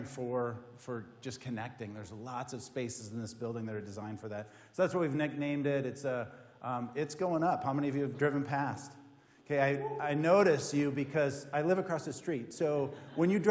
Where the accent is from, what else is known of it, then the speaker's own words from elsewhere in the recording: Minnesota, United States; I'm from Minnesota.